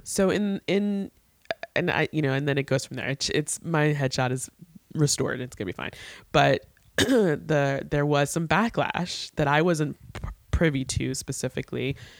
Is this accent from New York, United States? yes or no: yes; New York, United States; I, as a New Yorker